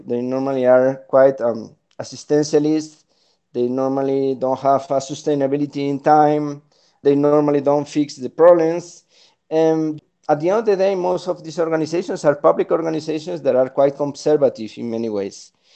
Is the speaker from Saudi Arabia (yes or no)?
no; Spain; moved away as an adult; also born or lived in Chile / Peru / Colombia / Washington, D.C.; now in Bogota, Colombia; I'm originally from Spain, but I've been living in, in the Americas for the last 12 years.